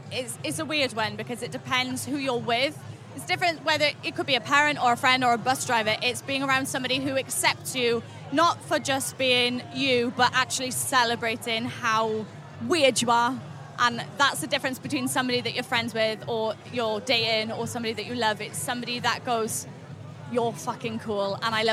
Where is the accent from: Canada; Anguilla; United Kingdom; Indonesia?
United Kingdom; Wales; I'm from South Wales as well.